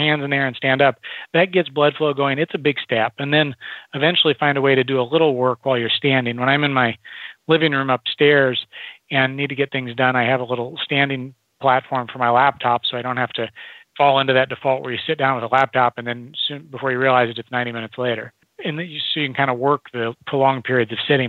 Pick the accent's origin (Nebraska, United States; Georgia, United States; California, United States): Nebraska, United States; I grew up in Nebraska in the Midwest